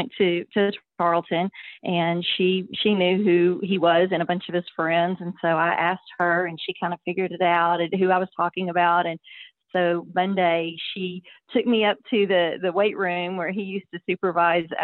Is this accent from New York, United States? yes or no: no; Stephenville, Texas, United States; also born or lived in Austin, Texas; I grew up in Stephenville, Texas